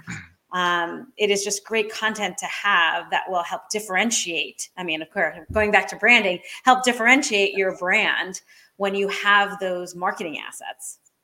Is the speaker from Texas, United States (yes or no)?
no; Maine, United States; here in my hometown of Maine